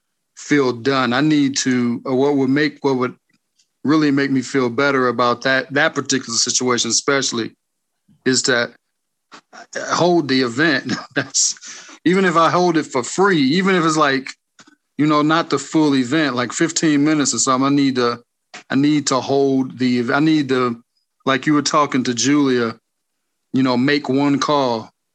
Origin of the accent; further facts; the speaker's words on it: Auburn Hills, Michigan, United States; Michigan. Auburn Hill.